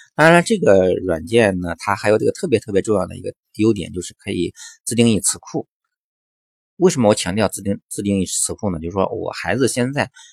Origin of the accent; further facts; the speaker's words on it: China; 我们中国的孩子